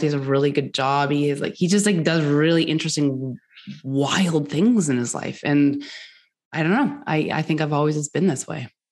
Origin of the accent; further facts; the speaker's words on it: Canada; also born or lived in Norris, Tennessee; I live in Canada, so I'm a I'm Canadian